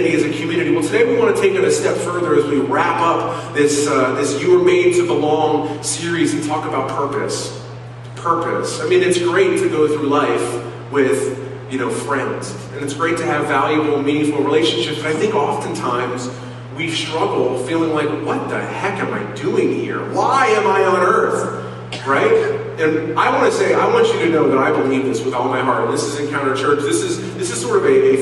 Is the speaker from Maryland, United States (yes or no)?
yes; Silver Spring, Maryland, United States; moved away as an adult; also born or lived in Cincinnati, Ohio; we moved to Maryland, and where I grew up in the Silver Spring area